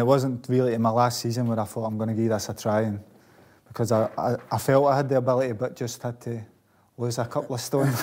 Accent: Glasgow, Scotland, United Kingdom; I'm from Blanc

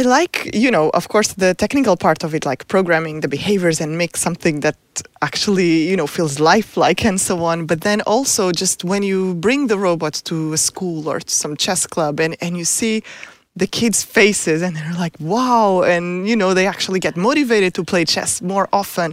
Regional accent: Portugal; moved away as an adult; also born or lived in United States; now in Stockholm, Sweden; I'm from Portugal, so I did my P H D in Portugal

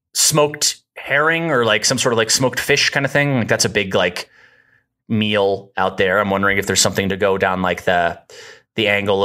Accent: Denmark; I was born in Denmark.

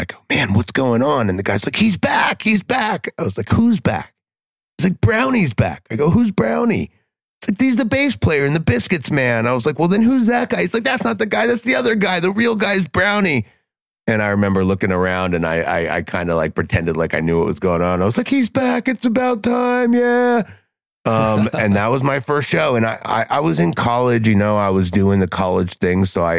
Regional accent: Lancaster, Pennsylvania, United States; I'm from Lancaster, Pennsylvania

